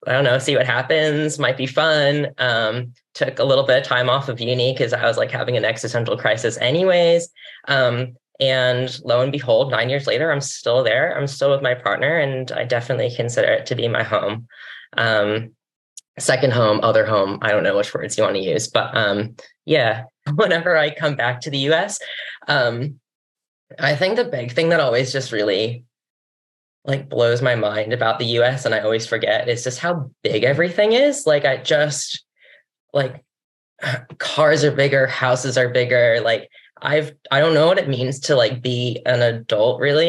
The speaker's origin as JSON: {"language": "English", "region": "Connecticut", "country": "United States", "tie": "born or raised there", "moved": "as an adult", "lives_now": "New Zealand", "said": "quite permanently living in New Zealand, but I'm originally from Connecticut"}